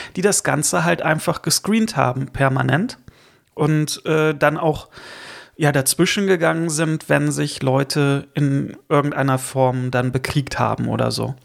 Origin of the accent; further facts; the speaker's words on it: Rhineland, Germany; moved away; also born or lived in Northern Germany; ich bin ja kein gebürtiger Norddeutscher. Insofern kombiniere ich das mit dem Rheinland und dem Norddeutschen.